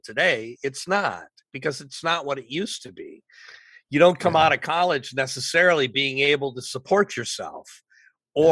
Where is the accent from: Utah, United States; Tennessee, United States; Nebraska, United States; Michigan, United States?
Michigan, United States; moved away as an adult; also born or lived in Los Angeles; Well, I grew up in Michigan. I left Michigan early.